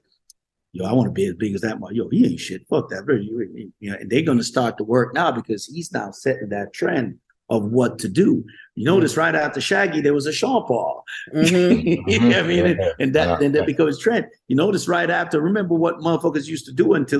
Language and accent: English; Jamaica; moved away; also born or lived in Brooklyn, New York; I'm from the gutters of Jamaica. Yeah, I'm from the hood of Jamaica